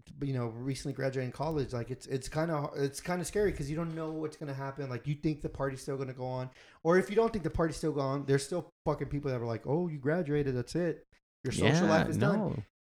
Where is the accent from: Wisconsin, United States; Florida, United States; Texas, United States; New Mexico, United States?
Texas, United States; Houston; me back home in Houston.